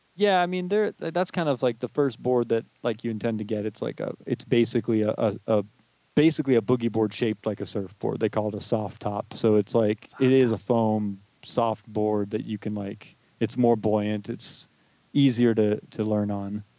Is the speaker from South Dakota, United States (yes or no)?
no; Southern California, United States; also born or lived in New York State; I've pretty much lived in Southern California my whole life.